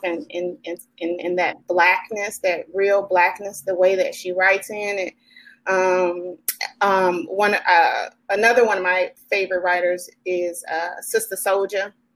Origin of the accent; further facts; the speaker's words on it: Chicago, Illinois, United States; moved away as an adult; also born or lived in Nashville, Tennessee; now in Sacramento, United States; I am originally from Chicago, Chi Town